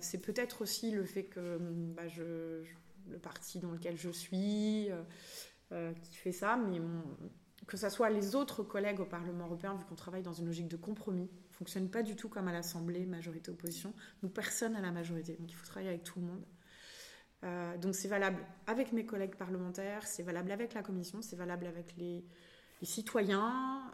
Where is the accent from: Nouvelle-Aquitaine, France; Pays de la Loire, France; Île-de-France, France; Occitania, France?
Nouvelle-Aquitaine, France; Limoges; also born or lived in Saint-Aubin / Rennes; now in Brittany, France; Je suis originaire de Limoges